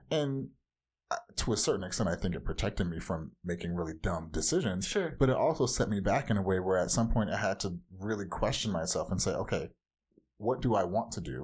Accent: Orange County, California, United States; I grew up in Orange County, California

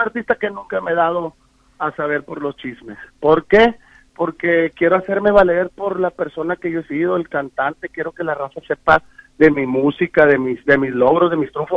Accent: Pueblos Unidos and Estación Obispo, Cosalá, Sinaloa, Mexico; yo soy de Pueblos Unidos y la estación Obispo, pero los dos venimos del comedero Sinaloa, México, de donde son nuestros padres

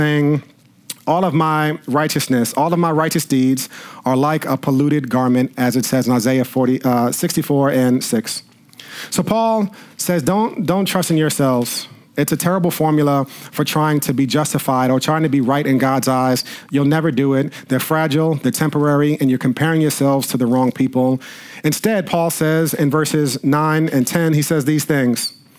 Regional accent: New Rochelle, New York, United States; Growing up, I grew up in New Rochelle

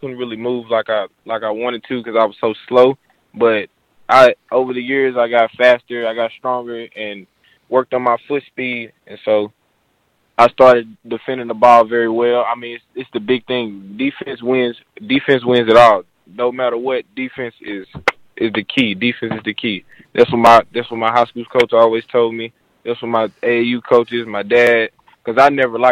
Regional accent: Arkansas, United States; being close to home, playing for my hometown. It'll be great to see me in an Arkansas State jersey

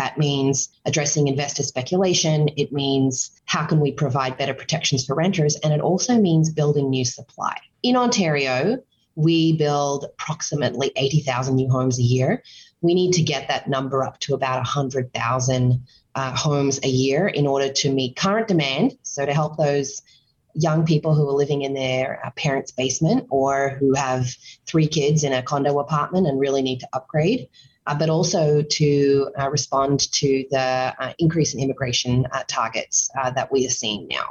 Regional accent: Australia; moved away as an adult; now in Canada; I am originally from Australia, and I moved to Canada over 10 years ago

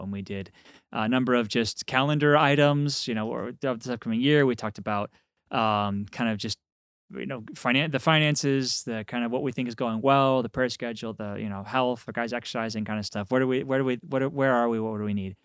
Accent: Texas, United States; I'm from Texas

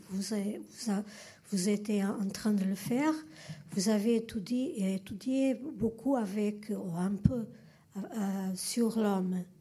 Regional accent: Portugal; French is a second language; moved away; moi, je suis portugaise. Euh, je vais essayer de parler français.

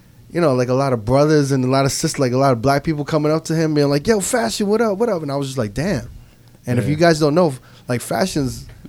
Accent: New York, United States; I'm from New York. Me and Never from New York

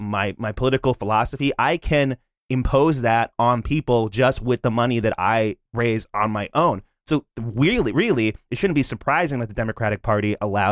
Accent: New Jersey, United States; moved away; also born or lived in Boston, Massachusetts; I'm from New Jersey, but I lived in Boston for 5 years.

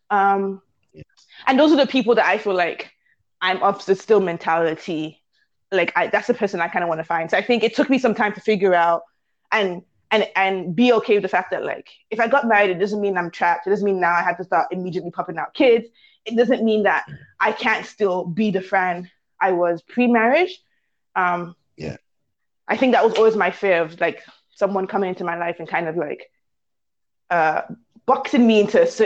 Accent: Canada; I'm Nigerian British. once I got to London, I was like, no, I'm Nigerian Canadian.

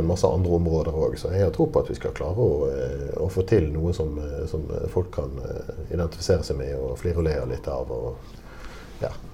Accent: Bergen, Vestland, Norway; accent: Bergen dialect; now in Oslo, Norway; jeg kommer fra, fra Bergen. Eller rettere sagt fra Arna i Bergen

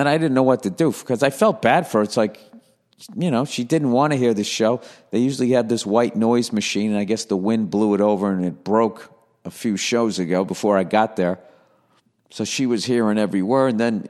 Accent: Hollywood, California, United States; I'm from Hollywood.

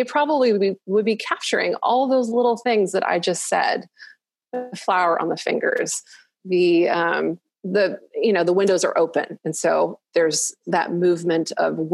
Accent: Malaysia; I grew up in Malaysia and we didn't have air conditioning in the houses.

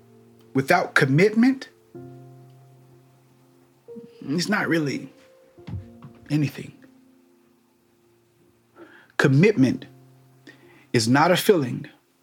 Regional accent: Missouri, United States; But me, I'm from Missouri. I'm from the show me state.

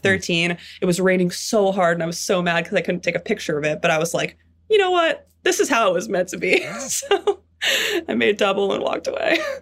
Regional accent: New York City, New York, United States; I grew up in Manhattan, in New York City

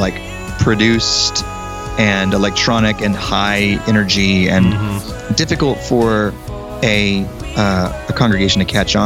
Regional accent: Denton, Texas, United States; moved away as an adult; also born or lived in Annapolis, Maryland; I'm from Denton, Texas

